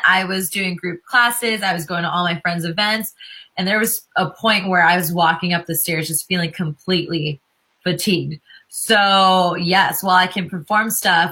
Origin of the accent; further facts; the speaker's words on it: California, United States; also born or lived in Los Angeles; I'm a California girl